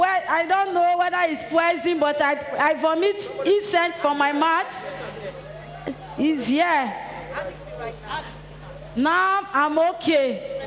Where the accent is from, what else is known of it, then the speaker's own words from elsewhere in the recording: Nigeria; now in Mali; I'm from Mali. I'm from Nigeria. I live in Mali.